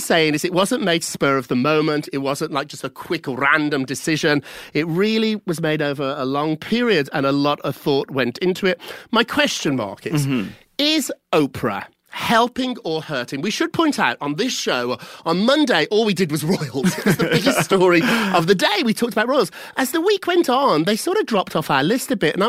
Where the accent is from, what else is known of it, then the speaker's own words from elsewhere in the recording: United Kingdom; now in United States; As a Brit